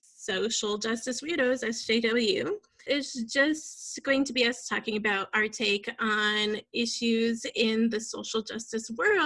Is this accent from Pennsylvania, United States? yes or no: no; Northern Cheyenne Reservation, Montana, United States; now in Missoula, United States; I'm a minority. So, but I grew up on the Northern Cheyenne Reservation and I embrace that culture and that lifestyle.